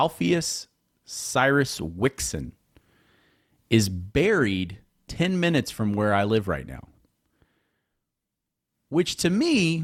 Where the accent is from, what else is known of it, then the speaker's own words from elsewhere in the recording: Houston, Texas, United States; moved away as an adult; now in Midlothian, United States; I was born in Houston, and I spent, you know, my childhood in Houston